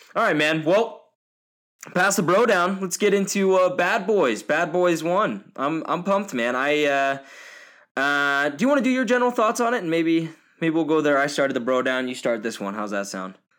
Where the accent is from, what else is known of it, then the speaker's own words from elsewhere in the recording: Portland, Oregon, United States; now in Billings, United States; I was born in Portland, Oregon